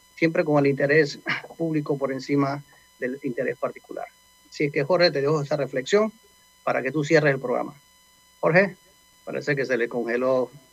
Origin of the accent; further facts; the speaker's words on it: Panama; nosotros como panameños